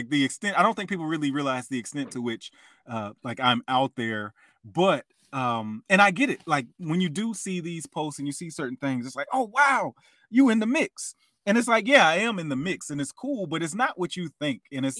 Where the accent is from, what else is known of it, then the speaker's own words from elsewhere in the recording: Alabama, United States; I was a little boy in Alabama